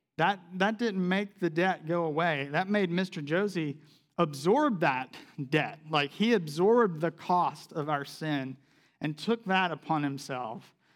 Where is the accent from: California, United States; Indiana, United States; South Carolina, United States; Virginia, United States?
South Carolina, United States; moved away; I grew up in South Carolina.